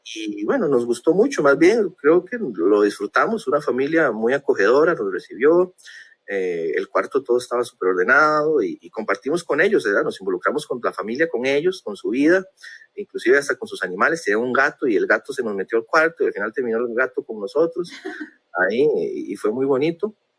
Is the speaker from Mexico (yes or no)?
no; Costa Rica; Como buen tico que soy